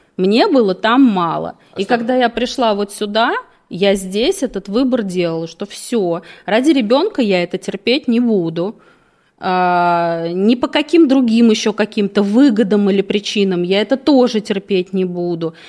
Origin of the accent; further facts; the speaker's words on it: Moscow, Russia; я родилась в Москве, всегда жила в Москве